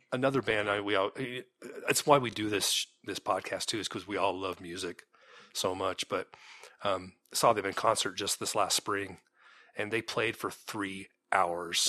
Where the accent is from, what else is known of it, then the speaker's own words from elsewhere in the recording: Santa Cruz, California, United States; me growing up in California and being that fourteen year old boy